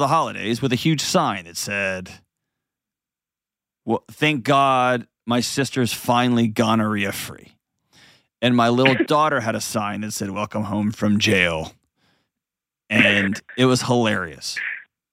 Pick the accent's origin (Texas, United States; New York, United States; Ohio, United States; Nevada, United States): Texas, United States; I grew up in Texas